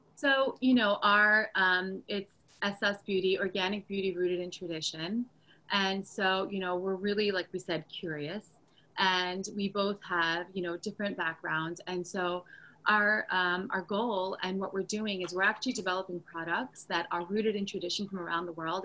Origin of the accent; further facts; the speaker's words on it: United States; also born or lived in Turkey; being uh, first generation American, um, back and forth between New York, New Jersey, and, and, Turkey